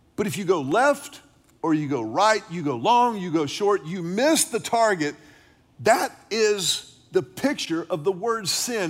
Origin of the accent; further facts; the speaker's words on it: Houston, Texas, United States; growing up in Houston with grandparents who lived in Beaumont, deep in Southeast Texas